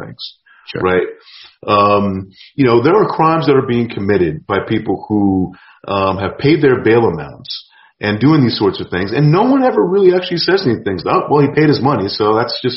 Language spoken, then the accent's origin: English; New York, United States; I grew up in New York in the 80s, I've been run up on